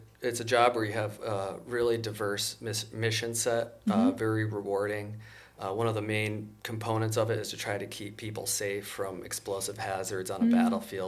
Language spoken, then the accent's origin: English; Wisconsin, United States; born there; also born or lived in Massachusetts; Growing up, my dad was a scientist, so I was born in Wisconsin, and then because he was in research science, moved around a little bit. When we lived in Massachusetts, that's when I decided to join the military.